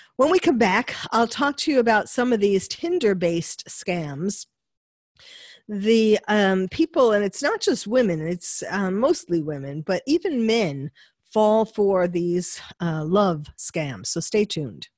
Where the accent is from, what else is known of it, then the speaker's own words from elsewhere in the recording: New York City, New York, United States; having lived in New York, been born and bred in New York